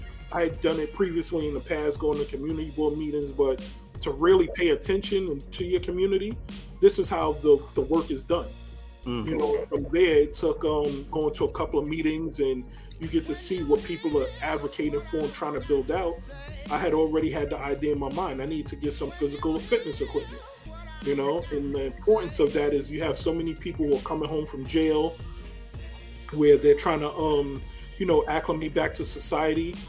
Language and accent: English; New York City, New York, United States; growing up in the Northeast Bronx, I used to live on 219th and Willard Avenue